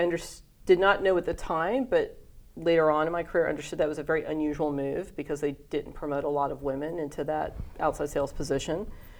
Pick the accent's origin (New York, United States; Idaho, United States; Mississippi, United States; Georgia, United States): Georgia, United States; Atlanta; also born or lived in Hawaii; Hawaii and spent most of my childhood in the southeastern United States. I consider Atlanta to be my hometown because we moved there when I was young, and that's where I've been through school and grew up.